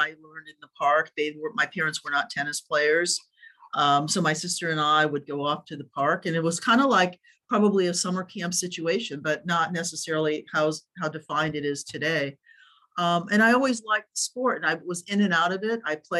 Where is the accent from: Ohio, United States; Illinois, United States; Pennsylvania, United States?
Ohio, United States; Dayton; now in Orange County, United States; I started playing when I was living in the Midwest. I think I might've been like 9, and I learned in a park in Ohio. Loved what part of Ohio? In Dayton.